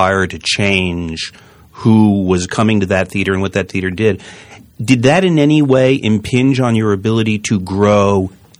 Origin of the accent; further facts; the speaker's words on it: New Haven, Connecticut, United States; I grew up in New Haven